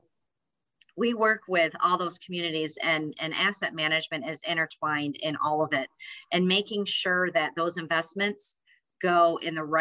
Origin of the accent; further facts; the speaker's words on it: West Michigan, United States; I grew up in West Michigan